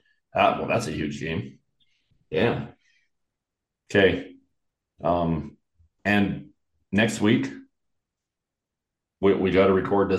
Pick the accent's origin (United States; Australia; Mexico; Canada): Canada; because I'm Canadian.